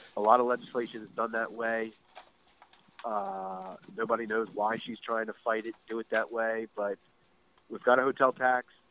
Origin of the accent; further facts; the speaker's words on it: Baltimore County, Maryland, United States; I grew up in Baltimore County